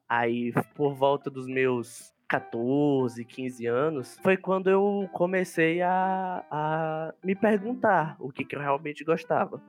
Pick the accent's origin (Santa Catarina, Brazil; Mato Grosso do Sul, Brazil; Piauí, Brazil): Piauí, Brazil; sou piauiense